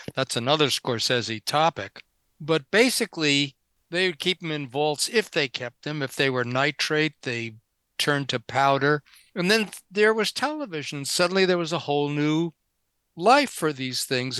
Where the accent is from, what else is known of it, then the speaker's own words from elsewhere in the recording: New York, United States; now in Santa Monica, United States; I grew up in New York